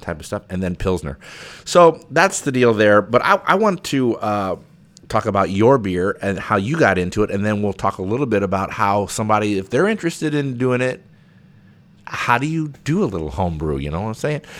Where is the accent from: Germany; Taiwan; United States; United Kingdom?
United States; Pekin, Illinois; we grew up in Pekin together